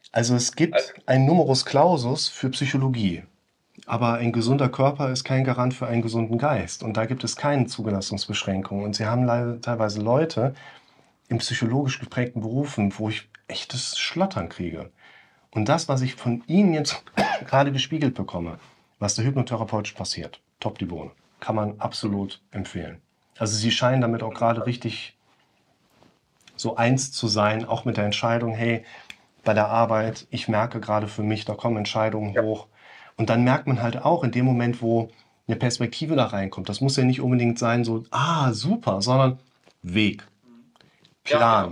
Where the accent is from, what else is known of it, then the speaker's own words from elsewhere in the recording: West Germany, Germany; als Wessi